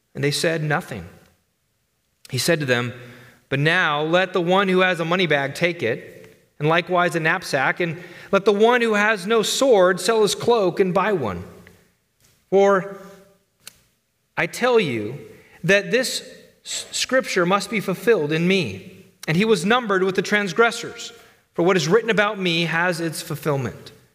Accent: United States; as American Christians

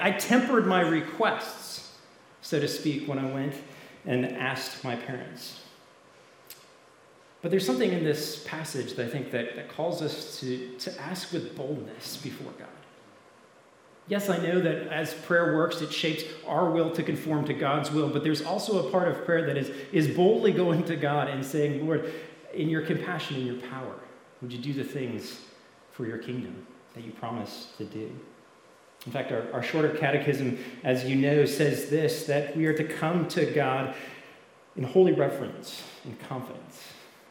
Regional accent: Canada; I grew up in Canada, so it was cold

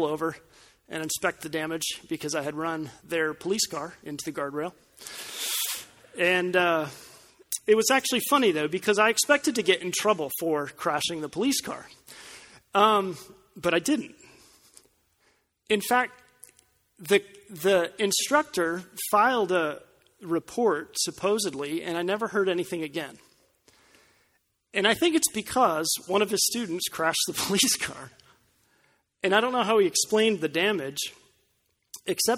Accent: Colorado Springs, Colorado, United States; The driver's ed course in my hometown was administered by the local police department

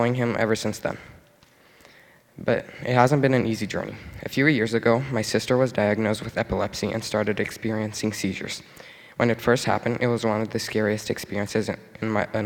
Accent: Brazil; now in Canada; I'm originally from Brazil, and I came to Canada a little over 6 years ago.

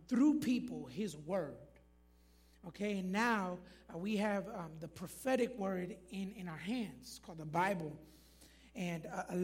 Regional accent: Florida, United States; moved away; I'm originally from Florida

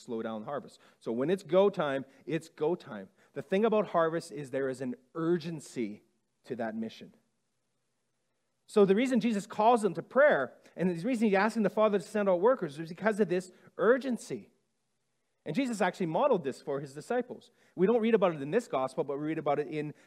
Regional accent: Saskatchewan, Canada; I'm from Saskatchewan, born and bred.

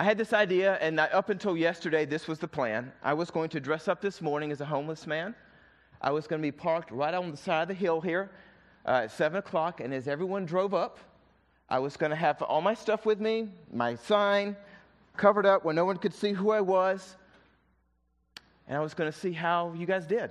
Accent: the South, United States; accent: southern; my southern accent

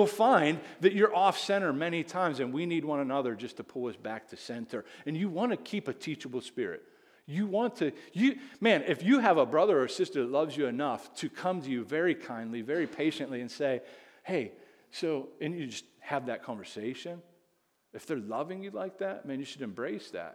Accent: Indiana, Pennsylvania, United States; I'm from Indiana, PA.

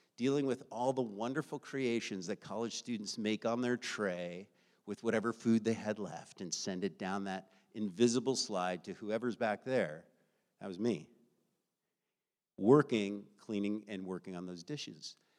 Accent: United States; I grew up in the United States of America

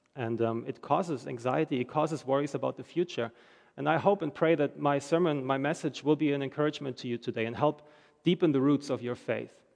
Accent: Germany; moved away as an adult; I'm from Germany. I'm reading the news every day about my home country

